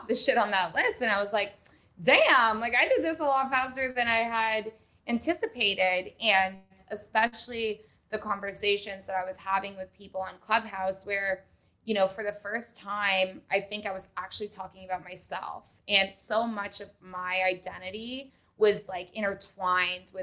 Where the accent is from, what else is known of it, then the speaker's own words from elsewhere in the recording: Vermont, United States; moved away as an adult; now in Los Angeles, United States; I grew up in Vermont